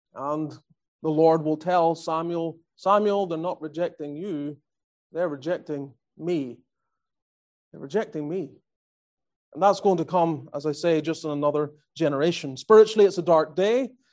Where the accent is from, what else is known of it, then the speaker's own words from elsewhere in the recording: Northern Ireland, United Kingdom; moved away as an adult; also born or lived in Australia / Calgary, Alberta, Canada; now in Greenville, United States; I grew up in Northern Ireland